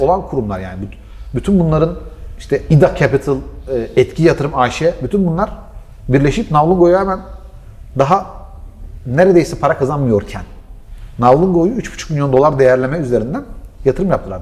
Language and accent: Turkish; Gaziantep, Turkey; Ben Antepliyim